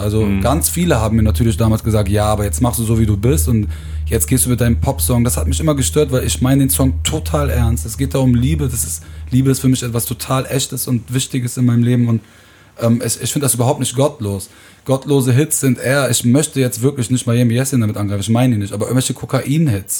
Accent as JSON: {"language": "German", "town": "Aachen", "region": "North Rhine-Westphalia", "country": "Germany", "said": "ich komme aus Aachen"}